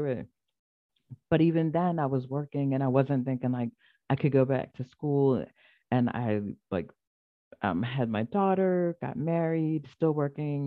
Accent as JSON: {"language": "English", "town": "Philadelphia", "region": "Pennsylvania", "country": "United States", "tie": "born or raised there", "said": "I was born in Philly"}